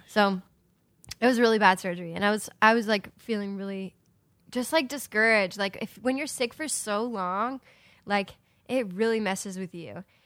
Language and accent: English; Ohio, United States; moved away; I moved to my hometown and I was gonna stay there for about a month or two, and my plan was to move to Nashville, like, right away. And when I got to, uh, Ohio